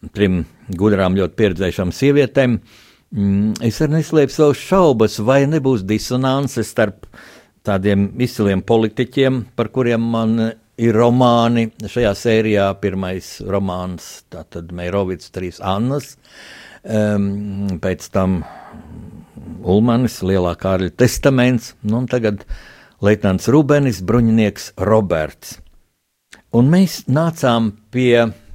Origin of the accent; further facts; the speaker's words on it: Latvia; mēs visi esam latvieši